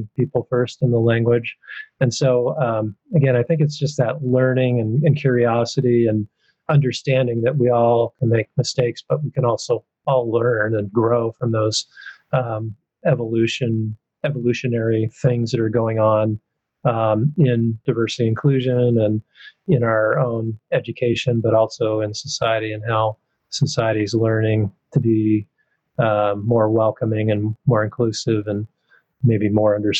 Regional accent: the Northwest, Pacific Northwest, United States; I'm from the Northwest. I haven't lived in the South.

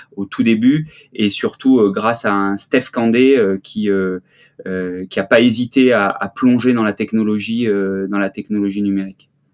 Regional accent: Marseille, Provence-Alpes-Côte d'Azur, France; moved away as an adult; also born or lived in Briançon / Grenoble; je suis marseillais, je suis né à Marseille. Euh, et j'ai eu la chance de, de faire une partie de, de, de mes petites écoles euh, à Briançon

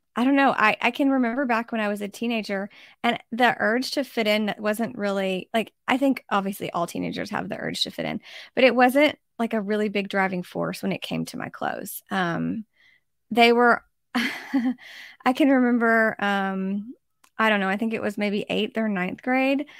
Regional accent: United States; as an American

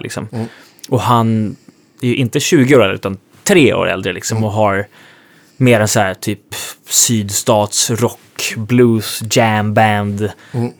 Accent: Sweden; moved away as an adult; now in Nashville, United States; den tiden som jag var hemma i Sverige

